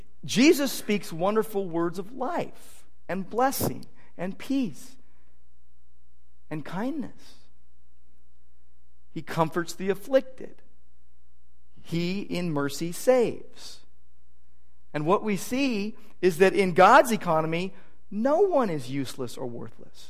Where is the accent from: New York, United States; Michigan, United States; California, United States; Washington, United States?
California, United States; Downey; When I was a kid growing up in Downey, my dad was an L.A. policeman